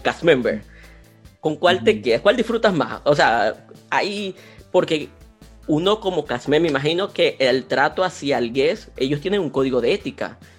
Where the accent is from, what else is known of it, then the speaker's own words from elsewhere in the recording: Maracaibo, Zulia, Venezuela; nosotros somos Maracucho, venimos de un país por allá, cerca de Venezuela